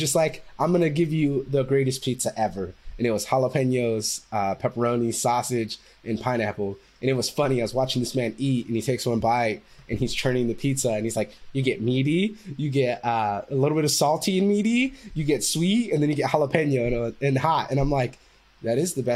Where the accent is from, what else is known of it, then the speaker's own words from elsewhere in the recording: Fresno, California, United States; moved away as an adult; also born or lived in San Diego; I'm from Fresno, California